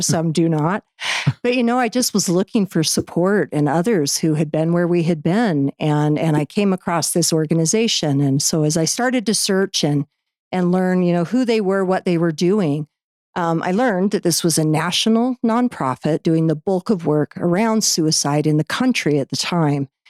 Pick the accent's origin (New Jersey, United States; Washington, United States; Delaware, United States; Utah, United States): Utah, United States; Orem; I grew up in here in Utah in, in Orem.